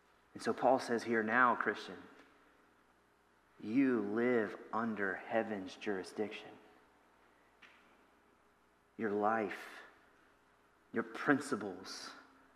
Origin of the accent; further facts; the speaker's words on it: Louisiana, United States; moved away as an adult; now in Ohio, United States; my wife and I moved up here from Louisiana. That's where we're originally from